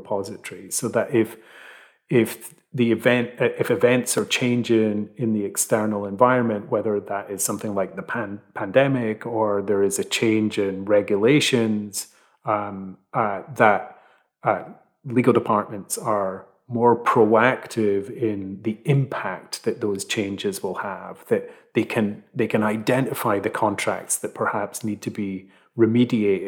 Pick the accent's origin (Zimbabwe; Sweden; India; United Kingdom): United Kingdom; Fife, Scotland; now in London, United Kingdom; where I grew up in Fife.